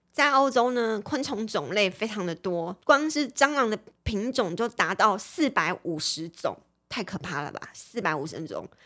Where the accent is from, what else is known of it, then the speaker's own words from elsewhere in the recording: Taiwan; 我们台湾人